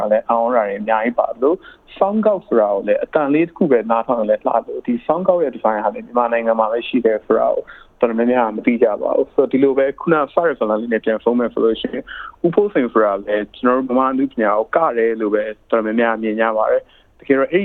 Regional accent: Myanmar; born or raised there; now in Melbourne, Australia

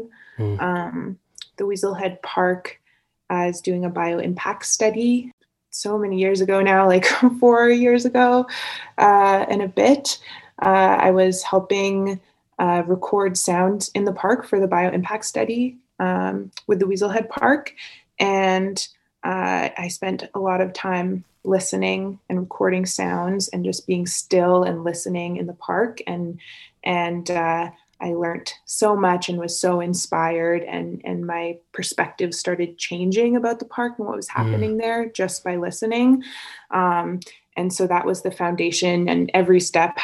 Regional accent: Calgary, Alberta, Canada; also born or lived in Victoria; I was born here on Treaty 7 land and spent a lot of time in nature and was privileged in that way to grow up camping and hiking

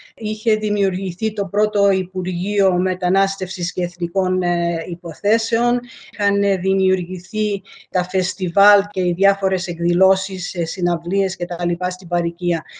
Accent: Melbourne, Victoria, Australia; born or raised there; also born or lived in Alexandria, Egypt / Lemnos, Greece (ancestry)

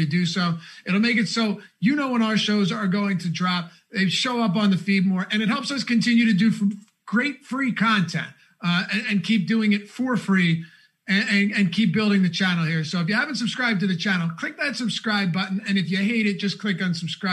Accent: United States; I'm American

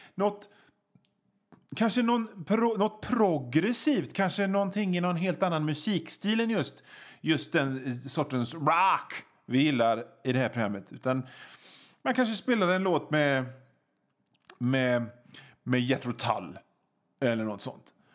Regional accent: Hönö, Västra Götaland, Sweden; also born or lived in Gothenburg; ute på Hönö där jag kommer ifrån

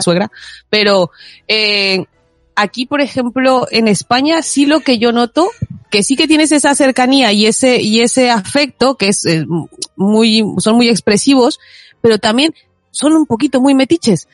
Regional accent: Mexico; now in Spain; si de ahí soy

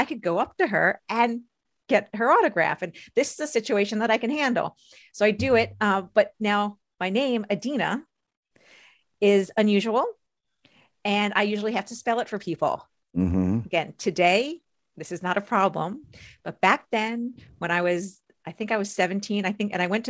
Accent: outside New York City, United States; I grew up outside New York City

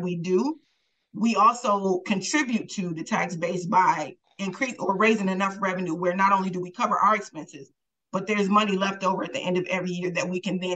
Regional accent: Milwaukee, Wisconsin, United States; I was born and raised in Milwaukee, raised by my grandmother, grew up in 33rd and Walnut

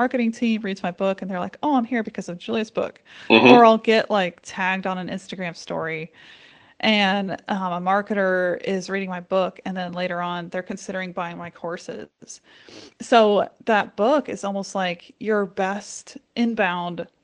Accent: Pennsylvania, United States; whenever I grew up in Pennsylvania, we kind of grew up right outside Amish country

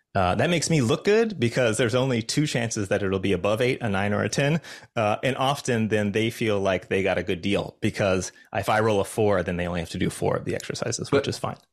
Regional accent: Los Angeles, California, United States; I'm from Los Angeles

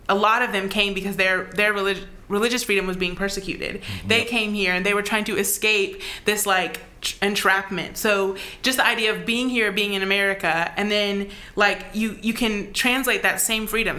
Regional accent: United States; as an American

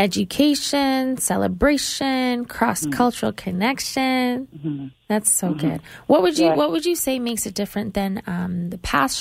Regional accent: Canada; accent: Canadian; she's probably going to make fun of me for my Canadian accent

